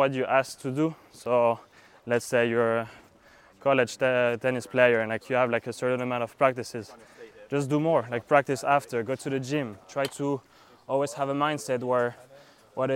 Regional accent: France; moved away as an adult; also born or lived in Kentucky; now in Miami, United States; I'm from France. I arrived in the US in 2018

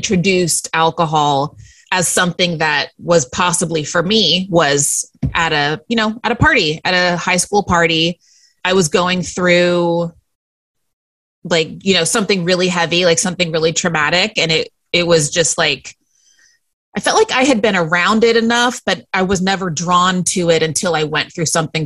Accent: Central Texas, United States; moved away as an adult; also born or lived in Northern California; now in New York City, United States; I was born in Northern California and then moved to Central Texas when I was 8

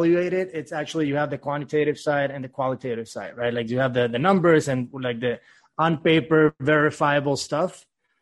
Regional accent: Venezuela; now in Miami, United States; Originally born and raised in Venezuela, moved to the U.S. in 2010

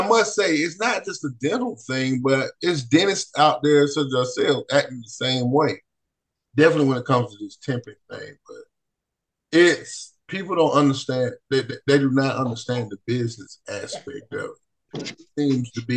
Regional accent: Jackson, Georgia, United States; I'm from Jackson, Georgia, a little south of Atlanta.

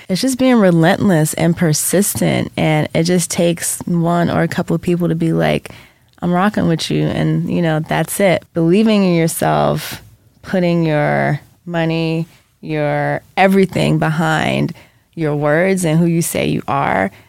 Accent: Jamaica; being from Jamaica, we talked about our ancestors all the time. So I grew up with like, you know, like even being Jamaican

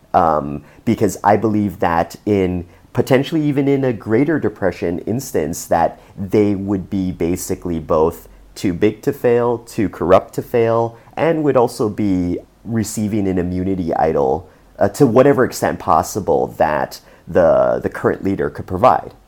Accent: Canada; as a Canadian

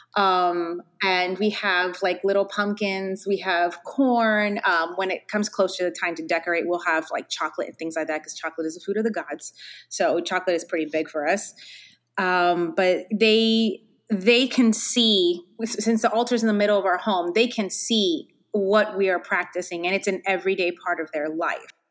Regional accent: Hialeah, Florida, United States; I grew up actually in Hialeah

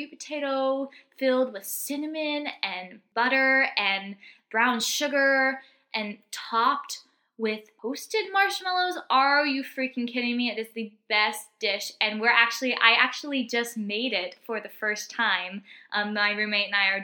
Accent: Texas, United States; moved away; where I'm from Texas originally, we call it stuffing

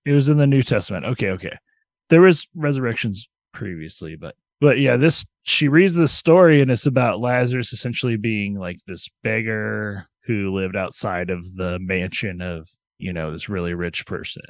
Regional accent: United States; I'm an American

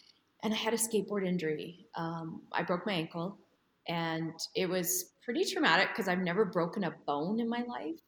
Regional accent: Edmonton, Alberta, Canada; moved away as an adult; I grew up in Edmonton, Alberta, Canada

